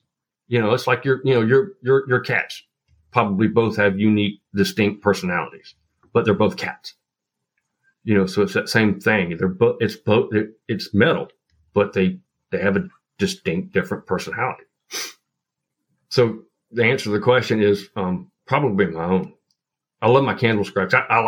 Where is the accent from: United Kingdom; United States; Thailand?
United States; Appalachia; your plants in the Pacific Northwest is going to be completely different than what I grew up with in Appalachia, right?